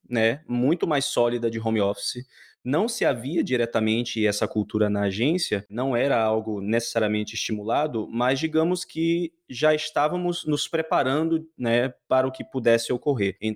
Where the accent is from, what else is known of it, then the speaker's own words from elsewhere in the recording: Salvador, Bahia, Brazil; Bom, eu tô na Bahia, eu sou de Salvador e ainda bem que consegui aí essa escapulida, né?